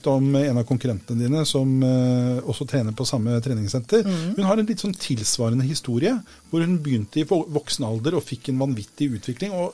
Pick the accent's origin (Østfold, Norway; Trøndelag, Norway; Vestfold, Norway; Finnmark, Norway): Vestfold, Norway; Sandefjord; Jeg er fra Sandfjord.